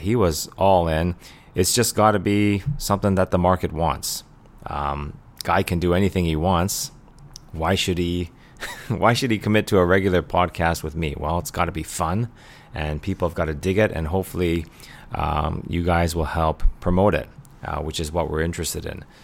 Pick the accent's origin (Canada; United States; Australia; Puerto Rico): Canada; I'm a funny Canadian guy